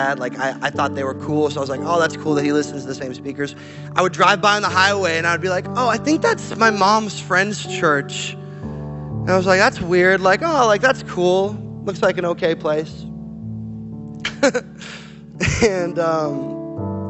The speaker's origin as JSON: {"language": "English", "country": "Canada", "also_born_or_lived": "Portland, Oregon", "moved": "as an adult", "said": "I'm Canadian."}